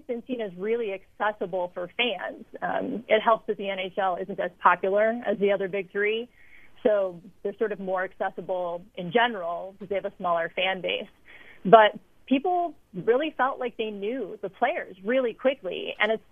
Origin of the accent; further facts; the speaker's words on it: Chicago, Illinois, United States; moved away as an adult; my hometown media, and I listened to a lot of sports radio when I lived there